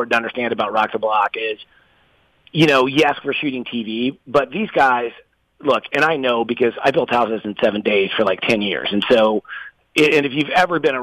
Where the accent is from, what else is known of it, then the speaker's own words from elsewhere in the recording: Atlanta, Georgia, United States; moved away; also born or lived in West Coast / Palm Coast, Florida; I'm from Atlanta, but I built a place just south of you guys down in Palm Coast